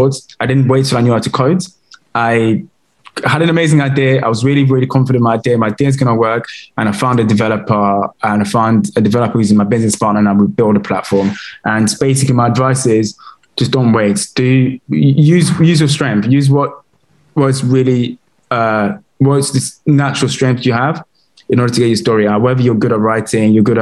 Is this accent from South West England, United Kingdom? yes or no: no; London, United Kingdom; also born or lived in Congo / France; I grew up in Camden, in London.